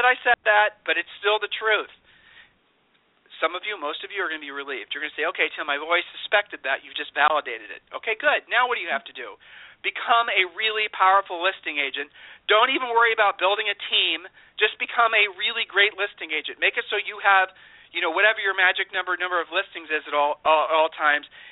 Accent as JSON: {"language": "English", "region": "Ohio", "country": "United States", "said": "I'm from Ohio, and by the very nature, we're not braggarts."}